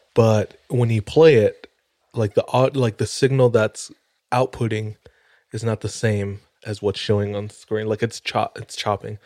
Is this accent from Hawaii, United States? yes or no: yes; Hawaii, United States; moved away as an adult; now in Utah, United States; born and raised in Hawaii